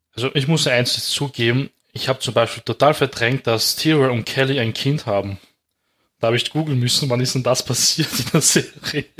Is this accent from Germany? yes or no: no; Austria; bei uns in Österreich